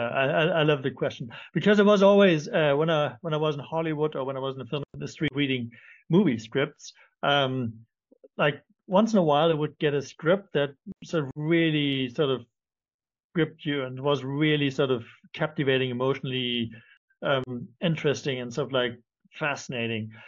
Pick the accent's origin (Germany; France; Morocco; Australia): Germany; also born or lived in London; now in Cape Town, South Africa; I'm not French. I'm originally from Germany. Uh, we lived in, in London. That's where we met now. I'm in Cape Town